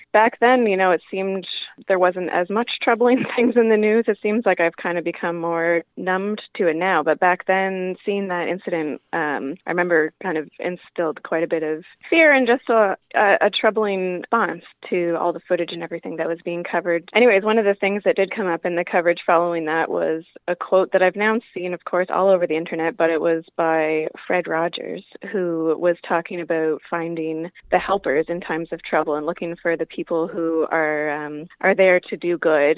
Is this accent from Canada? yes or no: yes; Ontario, Canada; also born or lived in Yellowknife, Northwest Territories, Canada; now in Avondale, Canada; I grew up in Ontario and then spent a number of years in northern Canada in Yellowknife